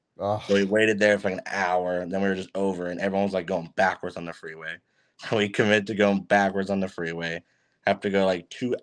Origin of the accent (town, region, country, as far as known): Kingwood, Texas, United States; born or raised there